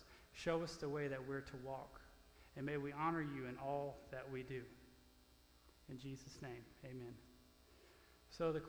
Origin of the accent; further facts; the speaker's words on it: Louisiana, United States; moved away as an adult; now in Oklahoma, United States; being a Cajun from Louisiana